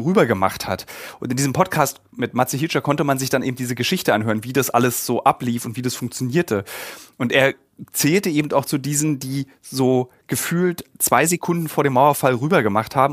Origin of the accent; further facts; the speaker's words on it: East Germany, Germany; ich als Ossi